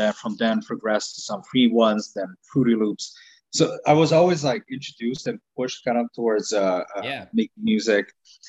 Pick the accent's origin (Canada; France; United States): Canada; Quebec; English is a second language; also born or lived in Romania; Born in Romania, came to Canada in 1995.